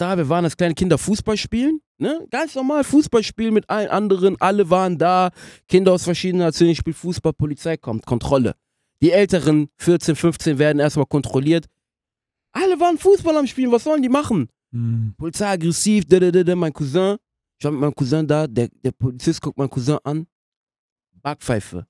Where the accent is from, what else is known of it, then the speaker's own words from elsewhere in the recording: France; German is a second language; now in Germany; ich bin auch in Frankreich aufgewachsen